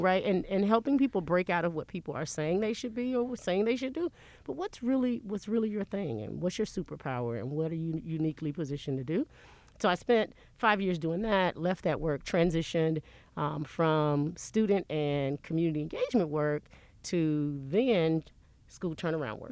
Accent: Memphis, Tennessee, United States; I'm not just from South Memphis, I'm right. 38126 South Memphis

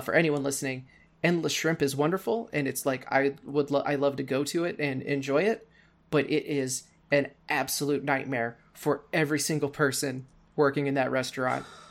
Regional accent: Cape Girardeau, Missouri, United States; United States. I am in a, uh, relatively small city called Cape Girardeau, Missouri

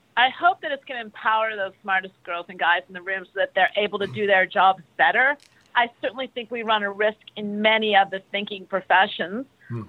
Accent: United States; I'm American

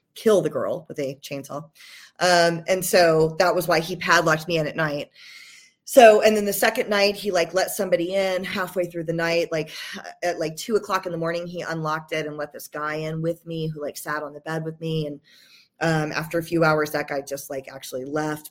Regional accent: Georgia, United States; also born or lived in Los Angeles, United States; now in San Diego, United States; So I'm, I'm from Georgia originally. I've been in the San Diego, L A area for like twenty years, but I'm from Georgia originally

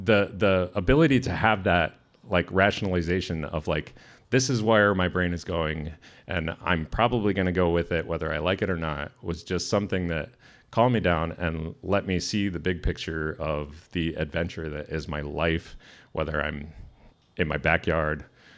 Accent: San Diego, California, United States; now in Sitka, United States; I'm from San Diego

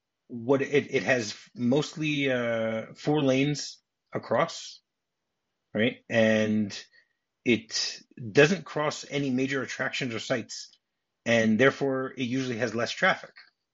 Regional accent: East Coast, United States; also born or lived in Midwest; I grew up also in on the East Coast and Midwest, so I don't know anything about LA or anything like that.

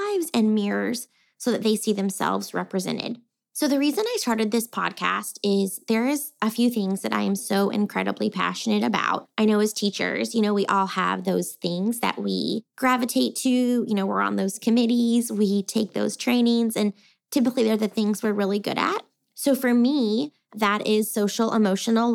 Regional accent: Texas, United States; I was born and raised here in Texas.

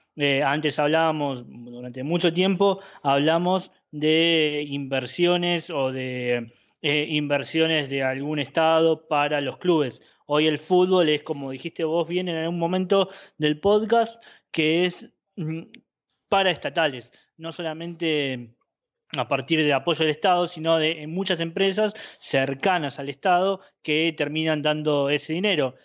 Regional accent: Argentina; somos argentinos

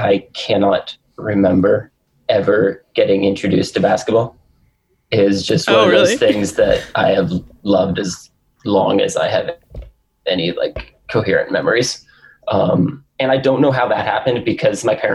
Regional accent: Northern California, United States; Northern California, like a few hours north of the Bay Area, middle of nowhere

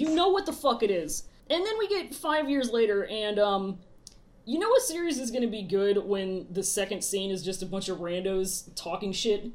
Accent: United States; we're very American

